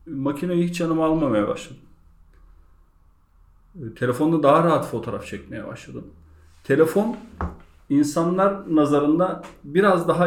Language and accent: Turkish; Bigadiç, Balıkesir, Turkey; 1983 Bigaliç Balıkesir doğumluyum.